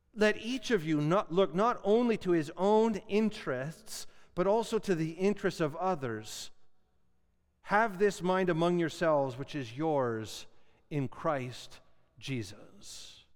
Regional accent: Canada

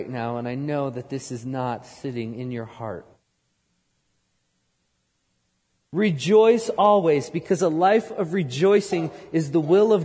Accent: outside New York City, United States; moved away; I grew up outside New York City

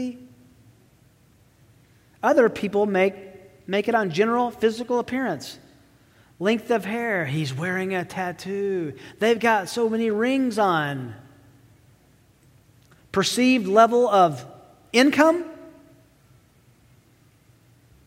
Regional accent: Tennessee, United States; accent: southern; I have a bit of a southern draw growing up in Tennessee

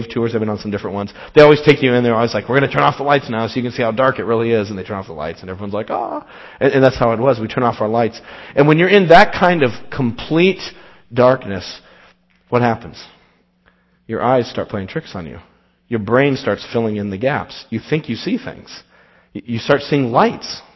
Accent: Las Vegas, Nevada, United States; moved away; I grew up in Las Vegas, Nevada

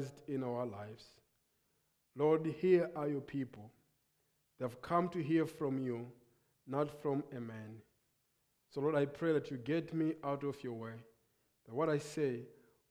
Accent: Lilongwe, Central Region, Malawi; I come from Lilongwe, Malawi

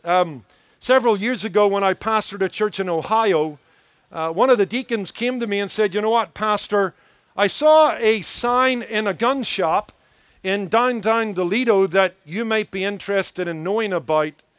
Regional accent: Belfast, Northern Ireland, United Kingdom; accent: Irish; moved away as an adult; I was born in the be, city of Belfast

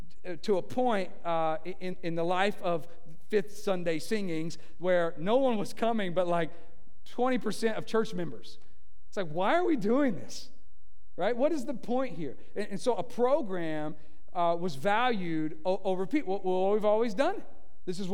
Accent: Tennessee, United States; moved away; we're from Tennessee

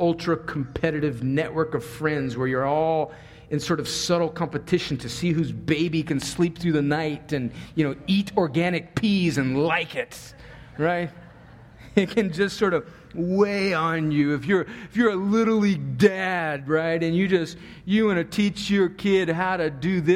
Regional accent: California, United States; I grew up on the Mexican border, like right on the Mexican border

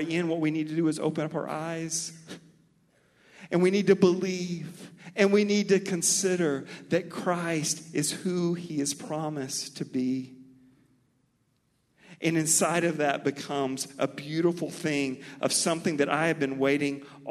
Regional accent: Mobile, Alabama, United States; accent: Mobile; also born or lived in Texas; My Mobile accent

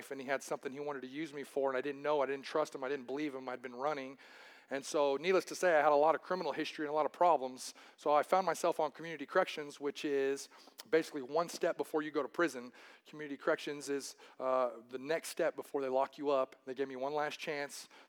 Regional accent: Wichita, Kansas, United States; I was born here in Wichita, Kansas, lived here since I was a youth, and I grew up in South City

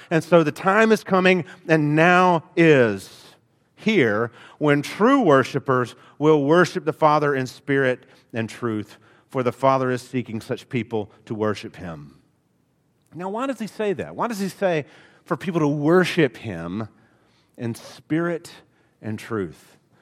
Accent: Alabama, United States; accent: Alabama; I am from Alabama. It comes out every so often.

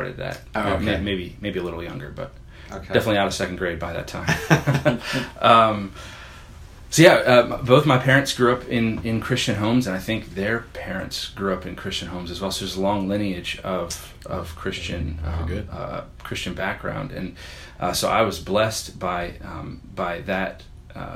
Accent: New Jersey, United States; also born or lived in Chambersburg, Pennsylvania; I was born in Pennsylvania, in Chambersburg, Pennsylvania. It's a southern border of Pennsylvania, and then moved to New Jersey, I think when I was 9.

